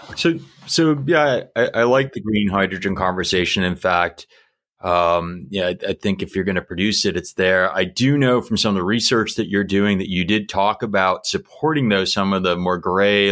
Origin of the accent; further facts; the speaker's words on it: United States; as an American